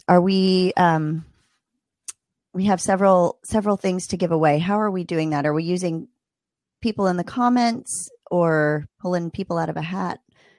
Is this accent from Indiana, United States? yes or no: no; Maryland, United States; Ooh, I'm from Maryland.